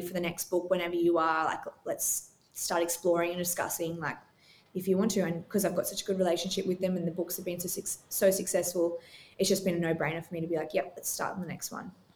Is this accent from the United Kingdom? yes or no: no; Australia; also born or lived in Gold Coast, Queensland; I live here on the Gold Coast, Australia, so I'm Australian